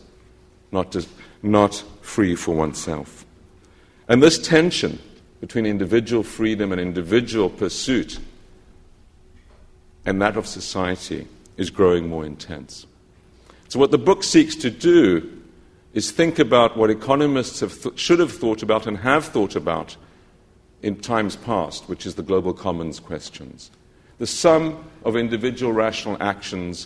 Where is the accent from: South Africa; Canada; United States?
South Africa; I'm from South Africa